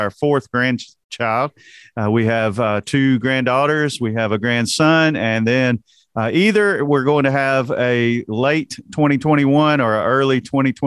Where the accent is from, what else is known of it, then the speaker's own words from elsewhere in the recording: Alabama, United States; I'm from Alabama, and in Alabama, when you are born, you have to declare either you're an Alabama fan or an Auburn fan.